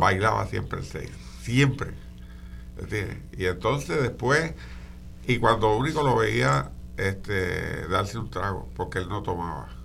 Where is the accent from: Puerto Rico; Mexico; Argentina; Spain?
Puerto Rico; Morovis; yo soy natural de Morovis